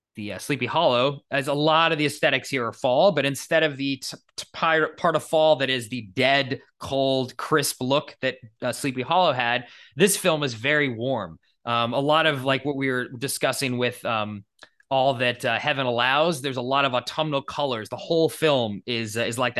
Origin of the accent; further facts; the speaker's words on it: New England, United States; now in California, United States; growing up in New England